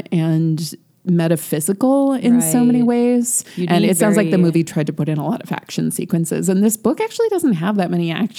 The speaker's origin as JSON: {"language": "English", "country": "United States", "said": "we didn't get into this in our discussion because we are American"}